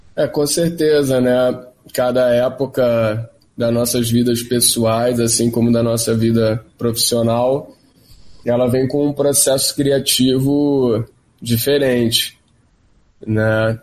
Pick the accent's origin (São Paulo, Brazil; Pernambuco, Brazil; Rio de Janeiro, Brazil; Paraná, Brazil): Rio de Janeiro, Brazil; eu venho ali do Jardim Botânico